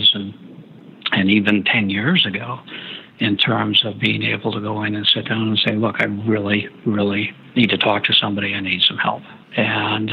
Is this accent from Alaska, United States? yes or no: yes; Fairbanks, Alaska, United States; I'm from Fairbanks, Alaska